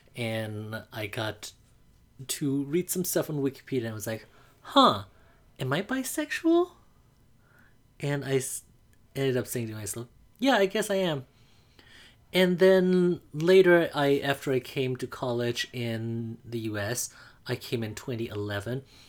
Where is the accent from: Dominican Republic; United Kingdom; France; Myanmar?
Myanmar; Mandalay, Mandalay Region; English is a second language; now in United States; I grew up in Mandalay, Burma.